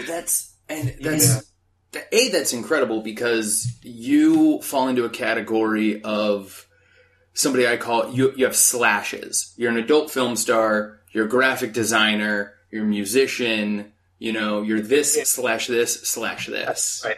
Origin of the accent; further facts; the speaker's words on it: Phoenix, Arizona, United States; moved away as an adult; now in Los Angeles, United States; I grew up in Phoenix, Arizona